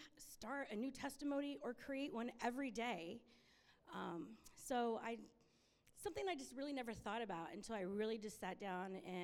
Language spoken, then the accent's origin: English; Corpus Christi, Texas, United States; I was born in Corpus Christi, Texas